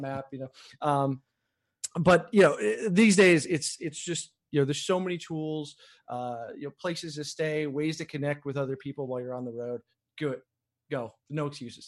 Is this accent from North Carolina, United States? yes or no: no; Chicago, Illinois, United States; moved away; I'm from Chicago